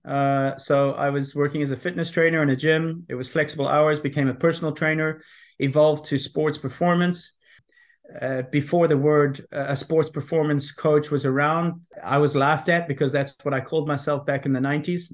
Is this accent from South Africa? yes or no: yes; South Africa; also born or lived in Belfast, Northern Ireland; I was born in Belfast, Northern Ireland. Um, left there when I was six uh, with my parents. We went to South Africa.